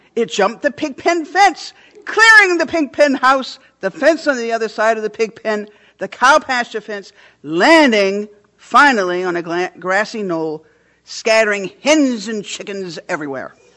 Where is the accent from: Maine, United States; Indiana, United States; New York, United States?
Maine, United States; Orland; I grew up on Hardscrabble Hill in Orland, Maine